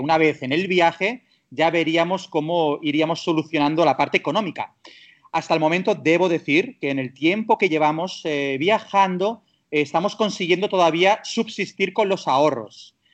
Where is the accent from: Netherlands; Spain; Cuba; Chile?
Spain; Castelldefels, Catalonia; moved away; also born or lived in Dubai; soy de Barcelona, nacido, criado, no de Barcelona ciudad, soy de Castelldefels